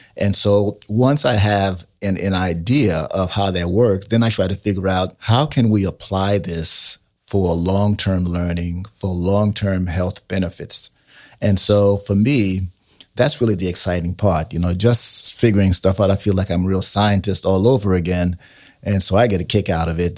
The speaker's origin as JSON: {"language": "English", "town": "New York City", "region": "New York", "country": "United States", "tie": "born or raised there", "said": "I grew up in New York City"}